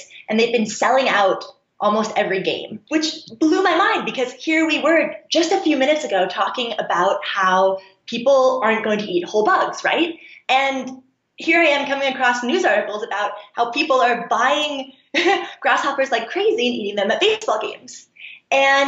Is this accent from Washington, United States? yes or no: yes; Seattle, Washington, United States; moved away; I'm actually from Seattle